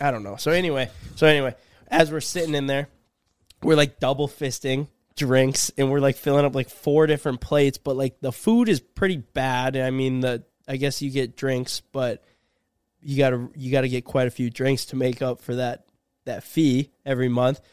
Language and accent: English; Minnesota, United States; we're from Minnesota